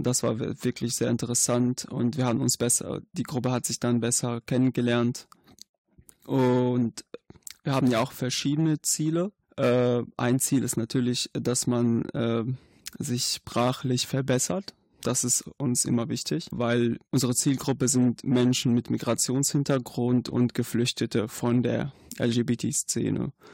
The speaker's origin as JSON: {"language": "German", "country": "Syria", "second_language": "German", "moved": "as an adult", "lives_now": "Germany", "said": "ich komme aus Syrien"}